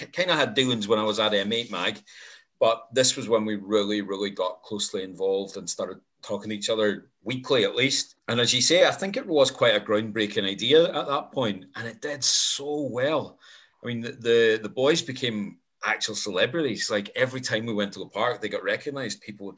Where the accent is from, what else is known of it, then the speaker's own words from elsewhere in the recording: Ireland; now in Glasgow, United Kingdom; I am Irish. But to be fair, I've lived in Glasgow for 26 years, so my accent is very muddled.